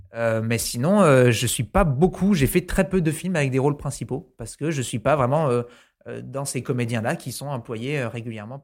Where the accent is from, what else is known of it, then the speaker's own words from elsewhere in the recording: New Caledonia; moved away; quand j'étais petit, j'habitais en Nouvelle-Calédonie